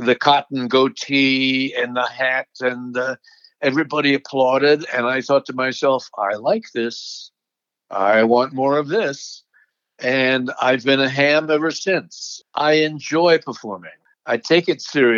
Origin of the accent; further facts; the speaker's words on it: Alexandria, Virginia, United States; my hometown of Alexandria, Virginia